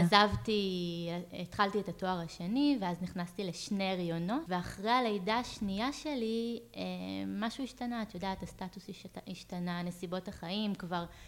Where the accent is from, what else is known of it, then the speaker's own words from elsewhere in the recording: Ahituv, Central District, Israel; moved away as an adult; now in Pardes Hanna, Israel; במקור אני מעמק חפר, ממושב אחיטוב. אמ, ילדות אה, מושבניקית לכל דבר